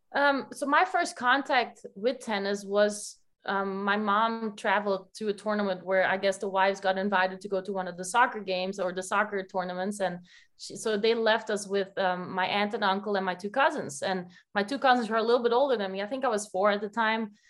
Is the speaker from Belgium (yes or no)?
yes; Belgium; moved away as an adult; now in New Jersey, United States; I'm from Belgium. I never moved out of Belgium